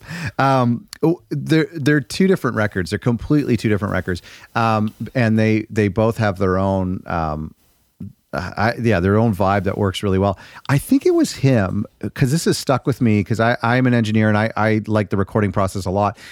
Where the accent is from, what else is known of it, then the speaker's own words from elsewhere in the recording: Toronto, Ontario, Canada; I'm from the G T A, the Toronto area